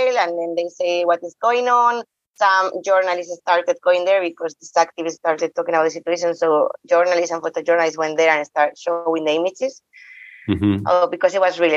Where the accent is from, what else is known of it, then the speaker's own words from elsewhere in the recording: Spain; English is a second language; also born or lived in Bosnia; I'm from Spain